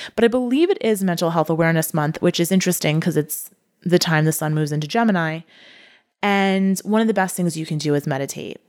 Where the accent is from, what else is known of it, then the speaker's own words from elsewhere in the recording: United States; as an American